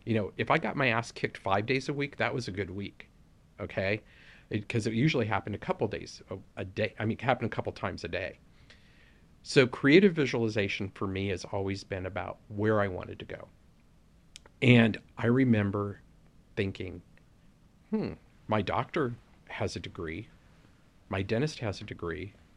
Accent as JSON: {"language": "English", "town": "Los Angeles", "region": "California", "country": "United States", "tie": "born or raised there", "said": "we grew up in Southeast L A, in a predominantly Black community."}